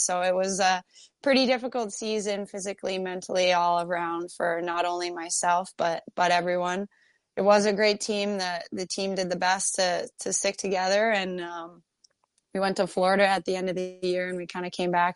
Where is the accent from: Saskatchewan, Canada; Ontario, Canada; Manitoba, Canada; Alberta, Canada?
Ontario, Canada; Kingston; now in Minnesota, United States; I grew up in Kingston, Ontario